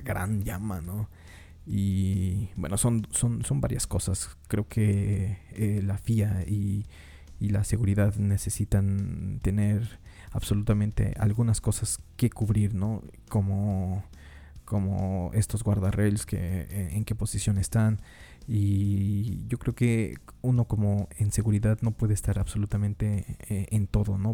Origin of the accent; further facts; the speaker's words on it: Mexico; yo como mexicano